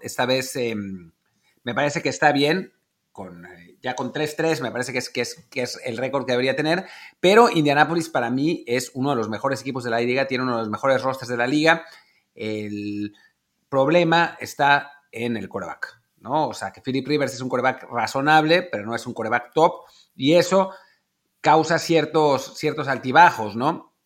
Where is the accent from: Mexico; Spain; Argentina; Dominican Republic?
Mexico; como mexicanos, la suerte de que el papá es mexicano